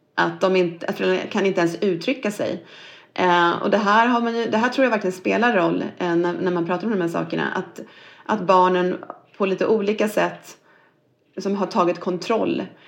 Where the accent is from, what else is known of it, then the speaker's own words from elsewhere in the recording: Norrköping, Östergötland, Sweden; Jag är född i, i Norrköping och uppvuxen där och gått i skola